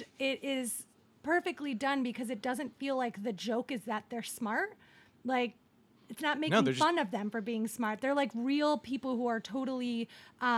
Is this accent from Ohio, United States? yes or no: yes; Ohio, United States; now in Los Angeles, United States; I grew up in Ohio